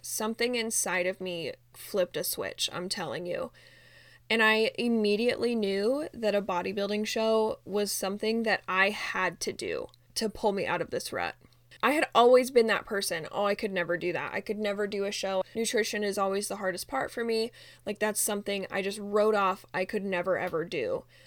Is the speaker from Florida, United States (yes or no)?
no; Utah, United States; moved away as an adult; now in Phoenix, United States; we are originally from Utah, but we moved to Phoenix like literally a week before our one year anniversary